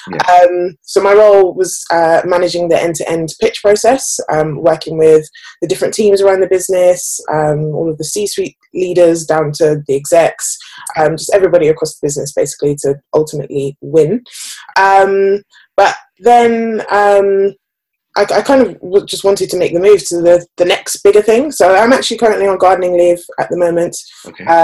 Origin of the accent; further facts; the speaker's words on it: Birmingham, West Midlands, United Kingdom; moved away as an adult; now in London, United Kingdom; I am 26 years old. Um, I'm actually originally from Birmingham, although I've lost the accent. It's no longer there. Um, and I moved to London around about six years ago.